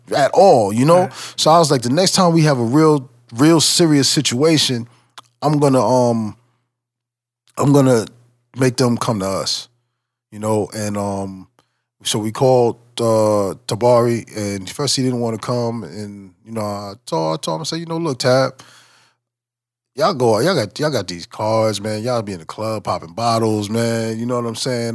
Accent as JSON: {"language": "English", "area": "510 South Franklin", "region": "New York", "country": "United States", "tie": "born or raised there", "said": "my hometown, 510 uh, South Franklin"}